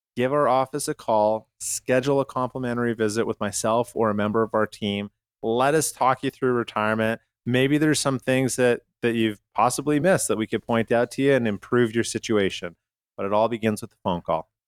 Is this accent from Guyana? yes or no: no; Canada; moved away; I'm from Canada